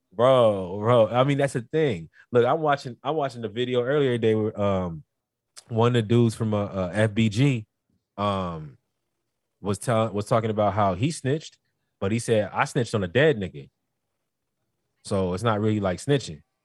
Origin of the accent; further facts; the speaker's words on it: North Carolina, United States; now in California, United States; I'm not even really from Cali. I'm from North Carolina